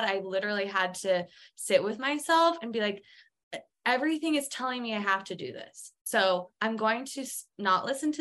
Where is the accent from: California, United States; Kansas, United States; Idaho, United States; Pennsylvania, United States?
Idaho, United States; Twin Falls; also born or lived in San Francisco / London; I grew up in Twin Falls where it's a small town.